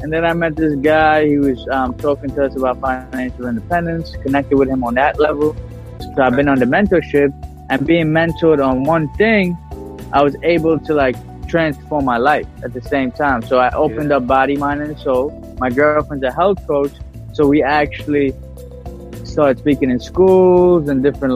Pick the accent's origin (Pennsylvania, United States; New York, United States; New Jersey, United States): New York, United States; New York City; I was born in Bensonhurst, Brooklyn. Born and raised